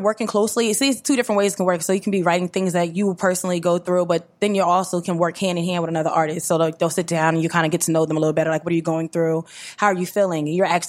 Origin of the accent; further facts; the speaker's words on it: Willingboro, New Jersey, United States; now in Trenton, United States; I'm from Willingboro, New Jersey. Shout out to Willingboro.